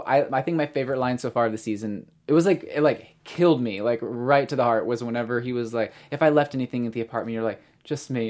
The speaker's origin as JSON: {"language": "English", "town": "Springfield", "region": "Missouri", "country": "United States", "said": "I'm actually from Springfield, Missouri"}